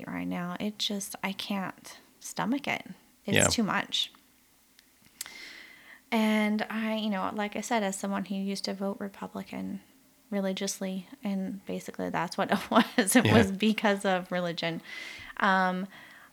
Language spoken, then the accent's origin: English; the South, United States; I grew up in the South in the U.S.